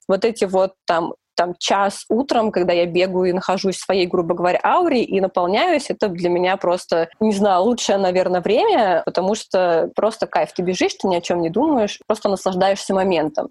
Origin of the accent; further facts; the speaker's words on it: Volgograd, Volgograd Oblast, Russia; moved away as an adult; also born or lived in Moscow; now in Saint Petersburg, Russia; я переезжала из Волгограда